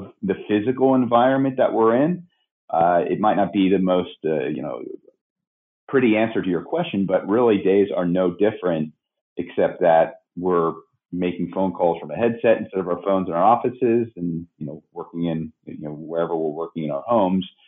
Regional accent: Pennsylvania, United States; moved away as an adult; now in Sacramento, United States; born and raised in Pennsylvania, even though I've been in Sacramento 21 years

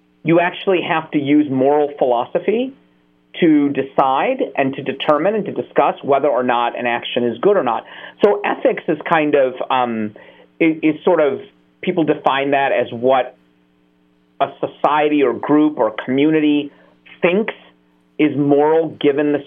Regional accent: United States; I was born in America

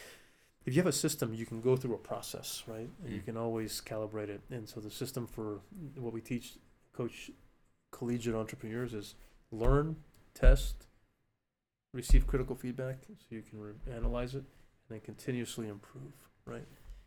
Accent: Alaska, United States; now in New Mexico, United States; And there was a time when I didn't want to be in New Mexico anymore because I'm not from here. I grew up in Alaska.

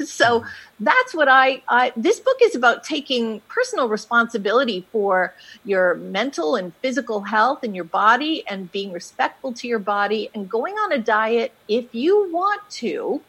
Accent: Canada; now in United States; But then we moved to the States, and I wasn't able to work in the States. I came from Canada, actually, and so I went to law school.

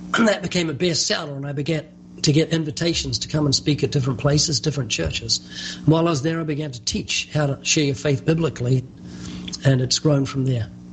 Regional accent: New Zealand; moved away as an adult; now in California, United States; you might notice a slight accent. That's because I was born twice in New Zealand. I've been living in California for, I think, 34 years

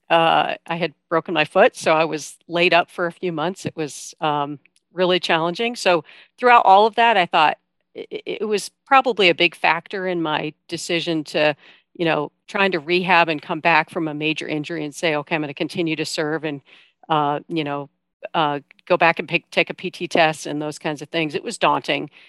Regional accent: Iowa, United States; I'm from Iowa

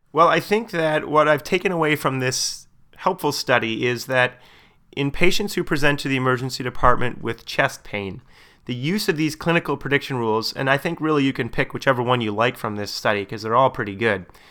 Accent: Canada; my perspective as a Canadian

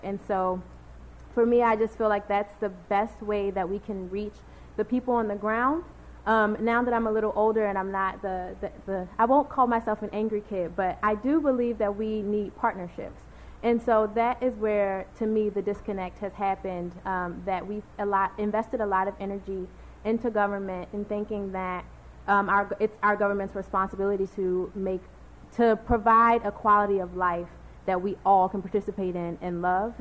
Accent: Baltimore, Maryland, United States; I'm from Baltimore born and raised, bred in all the best schools

